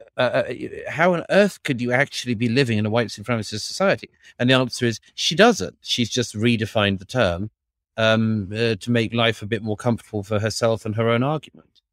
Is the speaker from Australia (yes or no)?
yes; Australia; moved away as an adult; now in New York, United States; Australia, my own country, Perth